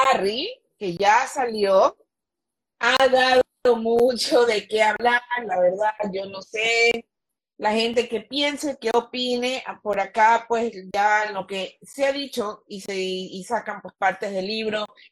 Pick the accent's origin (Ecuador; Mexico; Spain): Ecuador